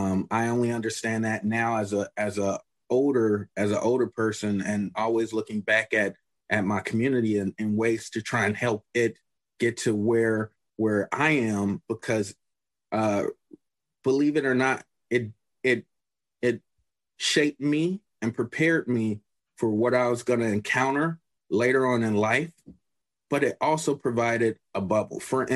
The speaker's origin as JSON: {"language": "English", "town": "Chicago", "region": "Illinois", "country": "United States", "tie": "born or raised there", "said": "Well, growing up in Chicago, I'm pretty sure that with anyone who's talking about Chicago and that's from Chicago, they have different opinions"}